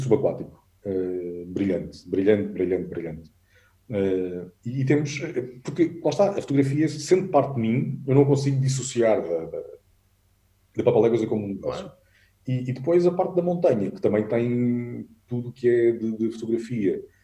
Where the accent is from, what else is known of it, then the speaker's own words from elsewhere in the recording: Alentejo, Portugal; eu sou alentejano